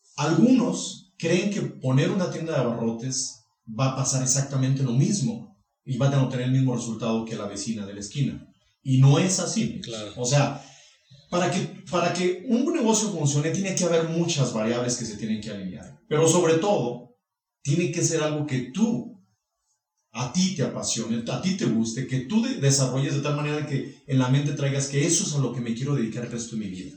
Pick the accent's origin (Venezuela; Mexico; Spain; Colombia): Mexico; Rincón de Romos, Aguascalientes; yo soy originario de Rincón de Romos